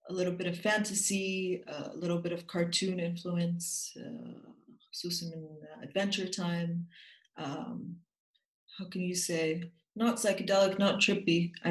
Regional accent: Jordan; now in Austria; وهيني ساكنه بالنمسا هلا كنت انا من الاردن ساكنه بالنمسا صار لي سنه

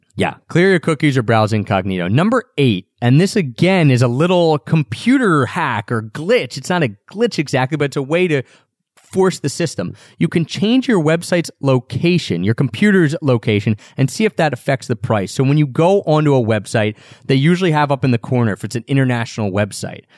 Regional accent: Philadelphia, Pennsylvania, United States; We're both from Philadelphia

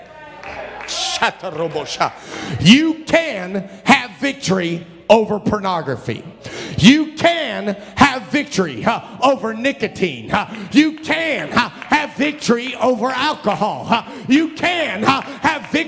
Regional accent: Cincinnati, Ohio, United States; I grew up in Brother Pasley's church in Cincinnati

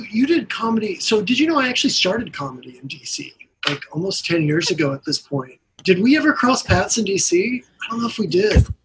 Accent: Texas, United States; moved away as an adult; also born or lived in Washington, D.C.; No, I'm from Texas, but after college I just like went to okay. DC

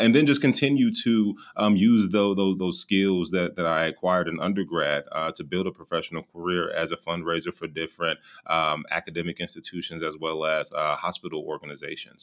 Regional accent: Gary, Indiana, United States; also born or lived in Bloomington, Indiana; born and raised uh, about 30 minutes outside of Chicago uh, in, in, a small city uh, called Gary, Indiana.

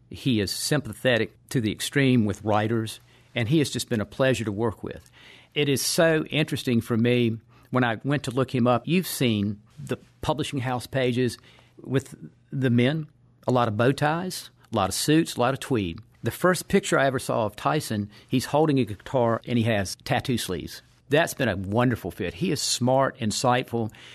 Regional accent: Patrick County, Virginia, United States; in my hometown and in the region where I live

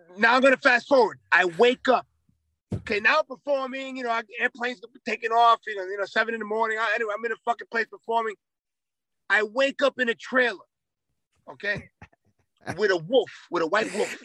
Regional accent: New York City, New York, United States; I'm from New York City.

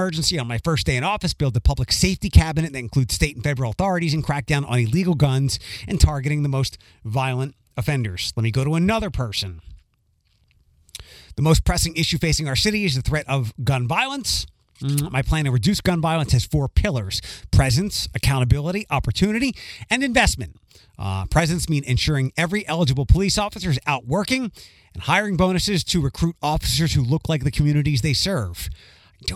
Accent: Philadelphia, Pennsylvania, United States; now in Toledo, United States; my hometown of Philadelphia

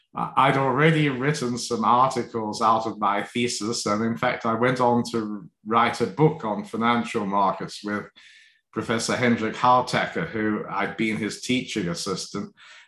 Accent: London, United Kingdom; also born or lived in Hong Kong / Australia; Well, a mixture of places. So partly in London, partly in Hong Kong, and partly in Australia. So we moved around a bit.

